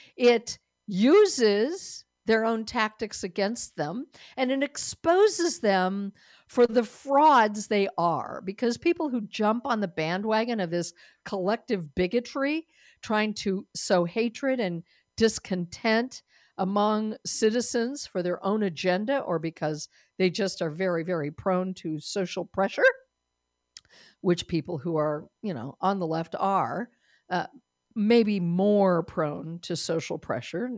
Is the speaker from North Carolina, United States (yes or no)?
no; Denver, Colorado, United States; moved away; Denver, Colorado is my home state. Denver, where I was born